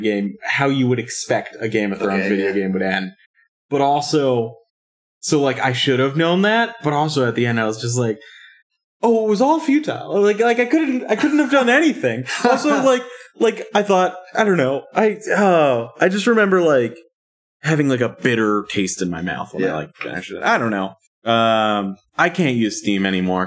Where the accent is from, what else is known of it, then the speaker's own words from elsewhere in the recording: Virginia, United States; I'm from Virginia, but we touch Maryland